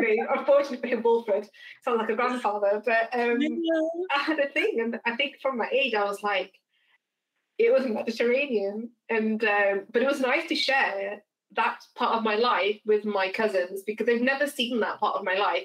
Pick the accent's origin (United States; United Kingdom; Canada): United Kingdom; England; I identify myself as English because we're born in England